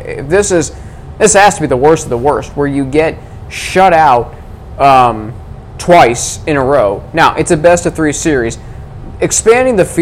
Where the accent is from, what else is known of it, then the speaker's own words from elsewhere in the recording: Atlanta, Georgia, United States; I was born in Atlanta